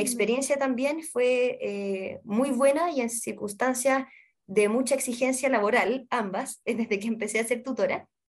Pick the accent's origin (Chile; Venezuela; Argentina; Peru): Chile; Santiago, Santiago Metropolitan Region; Yo soy de acá de Santiago, pero la, mi familia materna es de la sexta región.